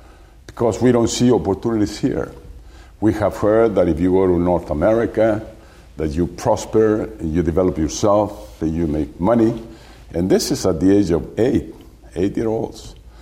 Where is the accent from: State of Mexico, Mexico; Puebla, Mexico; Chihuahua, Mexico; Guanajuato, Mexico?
Guanajuato, Mexico; San Cristobal; also born or lived in Mexico City; I'm born and raised in the community of San Cristobal, state of Guanajuato in Mexico.